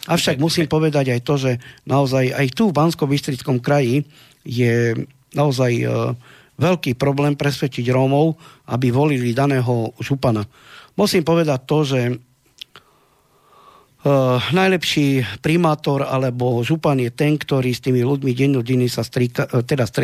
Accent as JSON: {"language": "Slovak", "country": "Slovakia", "said": "sme Slováci"}